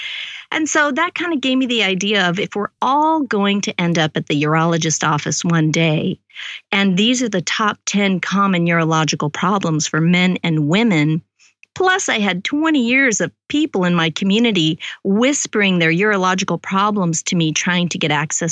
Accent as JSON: {"language": "English", "town": "Olympia", "region": "Washington", "country": "United States", "tie": "born or raised there", "also_born_or_lived": "Seattle, Washington / South Texas", "moved": "as an adult", "lives_now": "Texas, United States", "said": "I was born in Seattle, Washington, raised in Olympia, Washington, and ended up having a career in Seattle, Washington"}